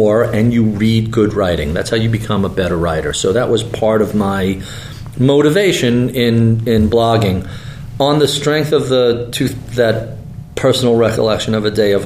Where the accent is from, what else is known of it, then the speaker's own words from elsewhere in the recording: New York, United States; I'm a New Yorker. I grew up in suburbia